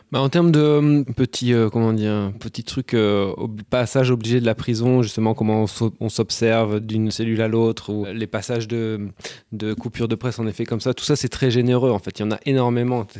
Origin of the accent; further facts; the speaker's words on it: Belgium; par chez nous en Belgique